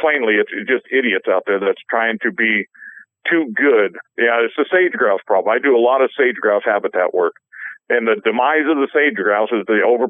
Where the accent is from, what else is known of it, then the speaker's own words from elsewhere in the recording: Colorado, United States; And here in my home state of Colorado, they took away the spring bear season.